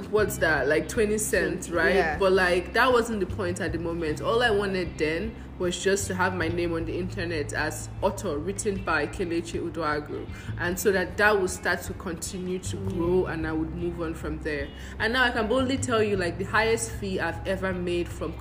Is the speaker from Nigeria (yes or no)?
yes; Nigeria; moved away as an adult; also born or lived in Ghana; And I'm Nigerian. I'm African